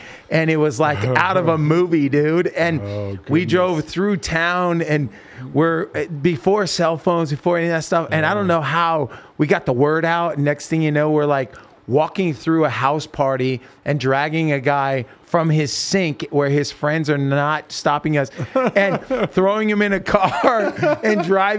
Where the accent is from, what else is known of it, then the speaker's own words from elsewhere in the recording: Salem, Oregon, United States; moved away; we grew up together in Salem, Oregon. Yeah. That's where we're from. Yeah. We grew up in Salem.